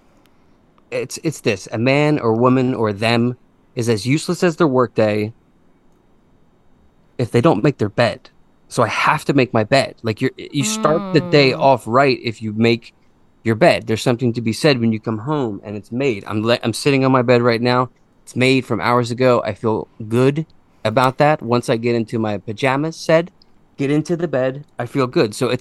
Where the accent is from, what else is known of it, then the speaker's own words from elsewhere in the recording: Conshohocken, Pennsylvania, United States; now in Plymouth Meeting, United States; I grew up in Conshohocken.